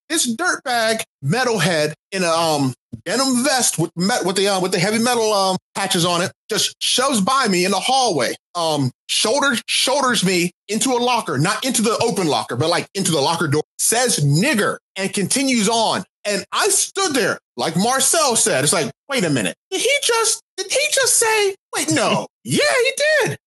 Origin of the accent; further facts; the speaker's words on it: Pittsburgh, Pennsylvania, United States; also born or lived in Akron, Ohio; I'm from Pittsburgh and I was born in Akron. I have never lived in the South